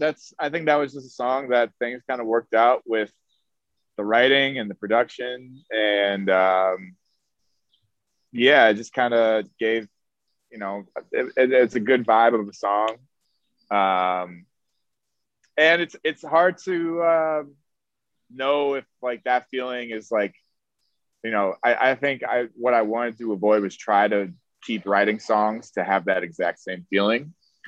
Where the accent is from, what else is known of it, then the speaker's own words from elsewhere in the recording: Chicago, Illinois, United States; also born or lived in Miami; now in New York, United States; I did school there, and that I'm from Chicago originally. So okay. I went back to Chicago after I graduated, and I recorded a couple songs there.